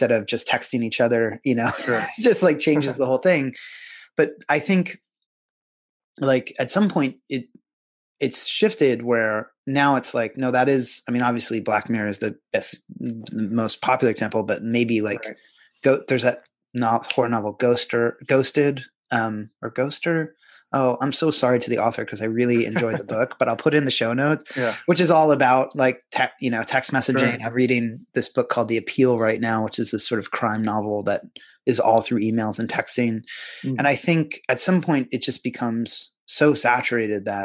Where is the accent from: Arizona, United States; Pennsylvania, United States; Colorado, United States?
Pennsylvania, United States; where I grew up in Pennsylvania